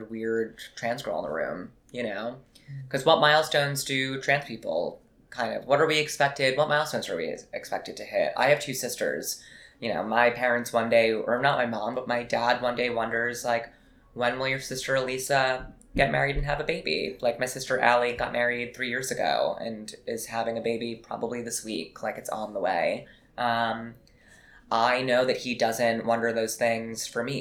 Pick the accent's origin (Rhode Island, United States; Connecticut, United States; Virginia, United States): Rhode Island, United States; now in New York, United States; Rhode Island to me is my past